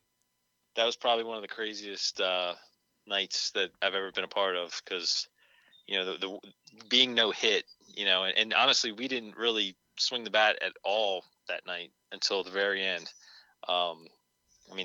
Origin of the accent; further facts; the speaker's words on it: Baltimore, Maryland, United States; my hometown team